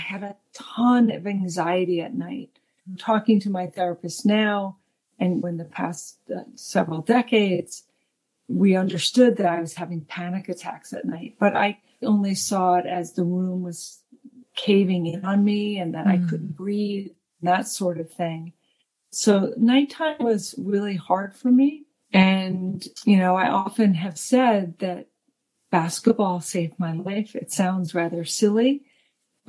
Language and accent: English; Long Island, New York, United States; raised in New York on Long Island.